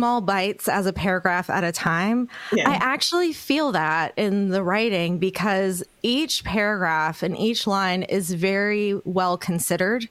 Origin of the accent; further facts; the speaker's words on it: Mississippi, United States; As a little girl growing up in Mississippi